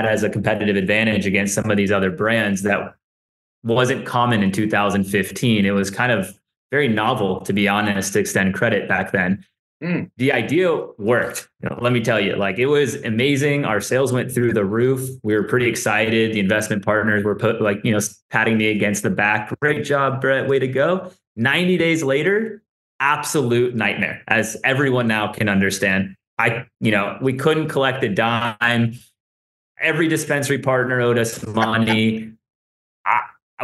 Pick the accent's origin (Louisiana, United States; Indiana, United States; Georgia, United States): Georgia, United States; Atlanta; moved away as an adult; also born or lived in Colorado; Born and raised from Atlanta, Georgia.